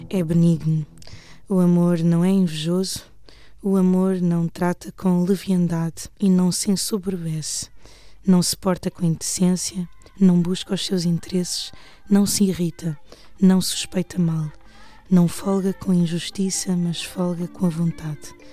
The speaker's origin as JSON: {"language": "Portuguese", "country": "Portugal", "tie": "born or raised there", "also_born_or_lived": "Mozambique", "said": "mas nasci em Moçambique hum, num tempo de guerra civil em que a Frelimo e a Renamo lutavam para, hum, pelo poder e que lutaram até 90 e 92, a altura em que foram assinados os acordos de Lusaka. E vim para Portugal quando tinha seis anos."}